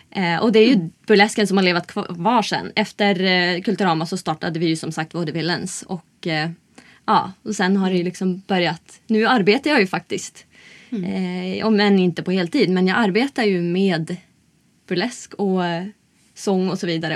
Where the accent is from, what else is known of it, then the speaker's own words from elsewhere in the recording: Umeå, Västerbotten County, Sweden; moved away as an adult; now in Stockholm, Sweden; Jag kommer från Umeå